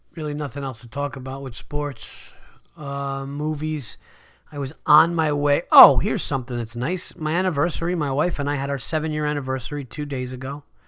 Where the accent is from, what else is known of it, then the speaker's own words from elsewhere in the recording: Yonkers, New York, United States; I was born in Westchester County, Yonkers, New York.